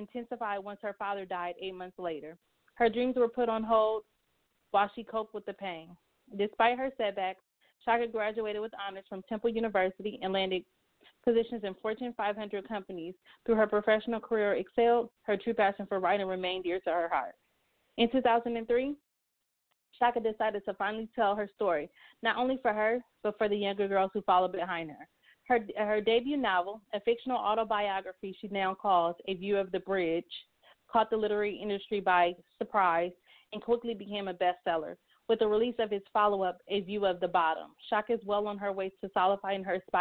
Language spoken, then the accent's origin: English; Los Angeles, California, United States; I am from Los Angeles, California